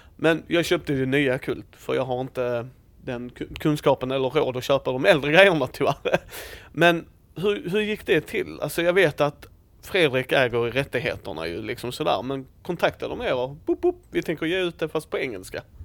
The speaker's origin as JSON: {"language": "Swedish", "country": "Sweden", "tie": "born or raised there", "also_born_or_lived": "Helsingborg, Sweden", "said": "jag växte ju upp i en småby själv Eh, jag är född i Helsingborg men så när vi var sju år så flyttade vi ut"}